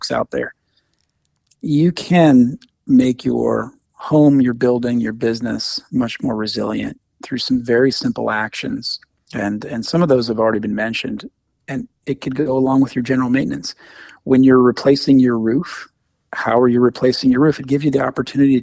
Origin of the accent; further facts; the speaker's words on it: Midwest, United States; now in New York, United States; I grew up in the Midwest in Tornado Alley